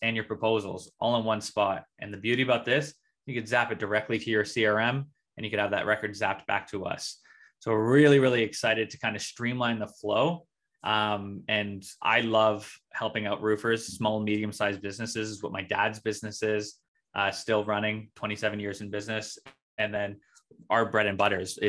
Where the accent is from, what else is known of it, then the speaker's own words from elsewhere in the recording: Ontario, Canada; I'm from Ontario, Canada.